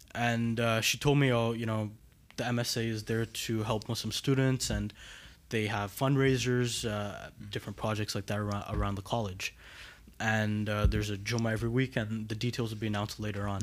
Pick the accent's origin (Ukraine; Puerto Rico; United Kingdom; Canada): Canada; Montreal, Quebec; I grew up right here in Montreal